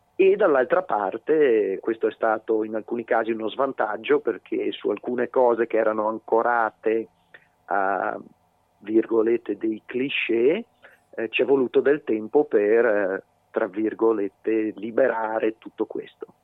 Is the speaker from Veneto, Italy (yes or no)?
yes; Veneto, Italy; moved away; anche se sono esule, il Veneto è la mia terra